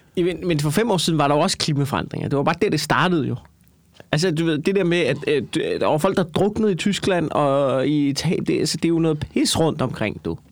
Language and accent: Danish; Copenhagen, Capital Region of Denmark, Denmark; jeg er fra København